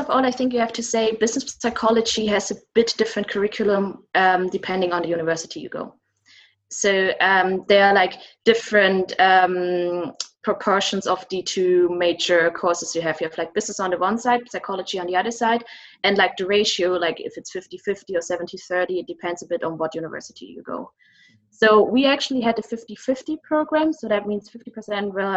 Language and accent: English; South Germany, Germany; moved away as an adult; now in Berlin, Germany; I'm originally from South Germany